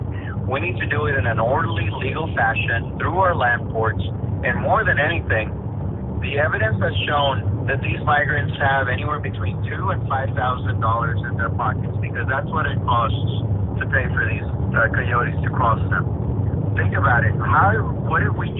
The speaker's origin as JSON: {"language": "English", "town": "Eagle Pass", "region": "Texas", "country": "United States", "tie": "born or raised there", "said": "here in Eagle Pass, which is my hometown"}